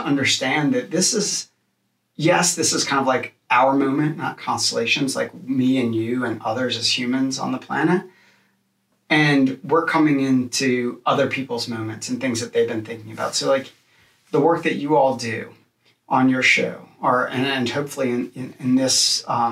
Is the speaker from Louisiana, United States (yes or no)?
yes; New Orleans, Louisiana, United States; growing up in New Orleans